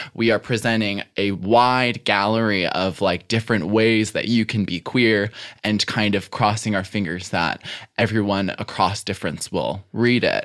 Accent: Western Springs, Illinois, United States; also born or lived in South Side, Chicago; I was born on the South Side okay. um, and, and was there until I was like five or six. Then we moved into Western Springs.

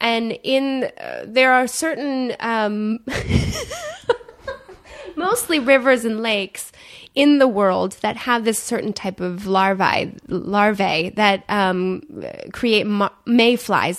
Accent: Michigan, United States; moved away as an adult; But I lived in Michigan. I grew up in Michigan

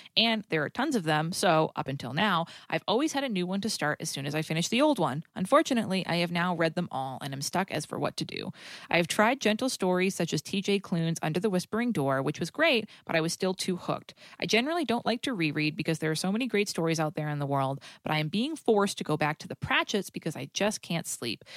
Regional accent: New England, United States; accent: New England; I'm from New England

